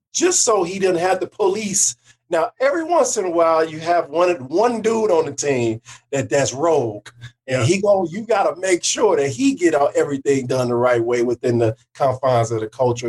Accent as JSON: {"language": "English", "town": "Peoria", "region": "Illinois", "country": "United States", "said": "I'm from Peoria, Illinois"}